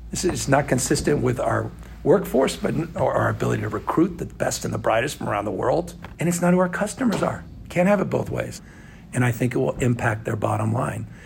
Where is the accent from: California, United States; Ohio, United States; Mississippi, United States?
California, United States; express as Californian, not passively any longer.